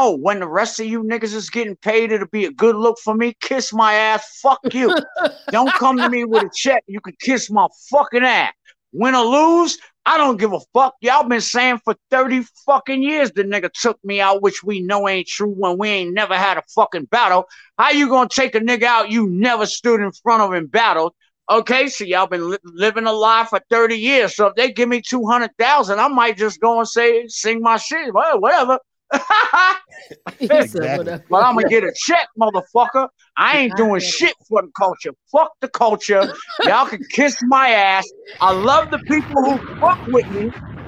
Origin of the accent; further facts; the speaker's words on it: New York, United States; I'm from New York, Shark. We don't play that.